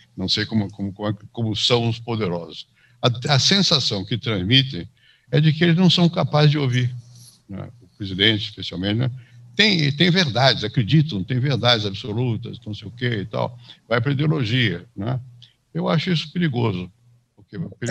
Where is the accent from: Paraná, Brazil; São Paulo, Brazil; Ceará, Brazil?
São Paulo, Brazil; also born or lived in Rio de Janeiro, Brazil / France / United States; eu nasci no Rio, vim para São Paulo para bastante criança